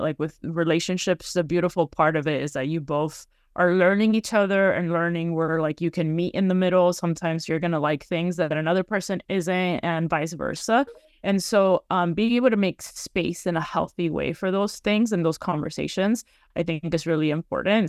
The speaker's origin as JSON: {"language": "English", "town": "Miami", "region": "Florida", "country": "United States", "tie": "born or raised there", "moved": "yes", "said": "growing up, like, in Florida, it's very much, or in Miami anyway"}